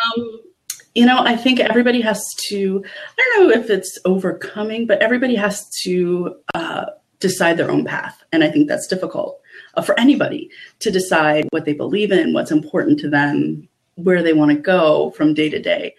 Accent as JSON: {"language": "English", "region": "Eastern Shore of Maryland", "country": "United States", "tie": "born or raised there", "accent": "Eastern Shore dialect", "moved": "yes", "said": "where I grew up on the Eastern Shore of Maryland."}